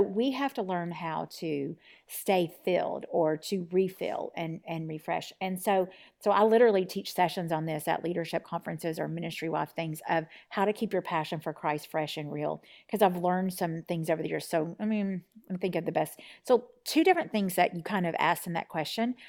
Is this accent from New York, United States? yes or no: no; Tennessee, United States; So right now I live in East Tennessee, and I'm from Tennessee.